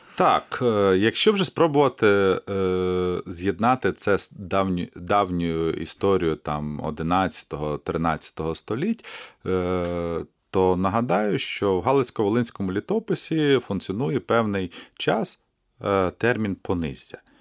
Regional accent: Kamianets-Podilskyi, Khmelnytskyi Oblast, Ukraine; moved away as an adult; now in Kyiv, Ukraine; Людиною з Поділля і ніколи не соромлюся того, що я народився на Поділлі, в Кам'янці-Подільському.

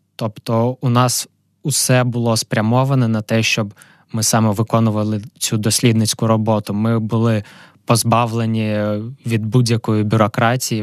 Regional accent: Kharkiv, Kharkiv Oblast, Ukraine; moved away as an adult; also born or lived in Amsterdam; сам я з Харкова, там я народився, там я вчився в школі.

